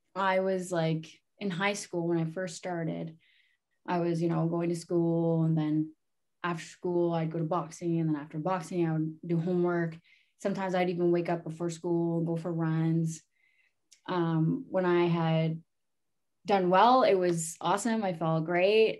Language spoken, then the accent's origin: English; Sarnia, Ontario, Canada; I'm from Sarnia, Ontario. Uh, my reserve is called Omgenong. Um, I was born and raised there.